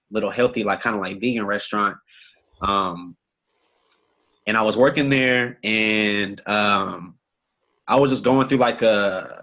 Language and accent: English; Austin, Texas, United States; Born and raised in Austin, Texas.